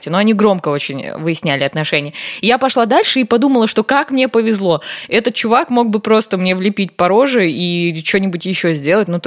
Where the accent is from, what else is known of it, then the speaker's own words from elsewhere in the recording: Karaganda, Karaganda Region, Kazakhstan; я вечером поздно шла в своем родном городе, я из Караганды, Караганда, привет.